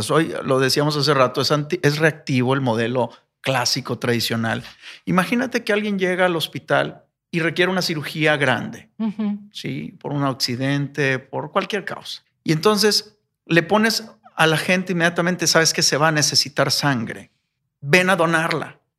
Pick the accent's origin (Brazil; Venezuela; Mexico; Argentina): Mexico; Poza Rica, Veracruz; ¿De dónde voy a sacar 20 donadores si soy de Poza Rica? Eh, no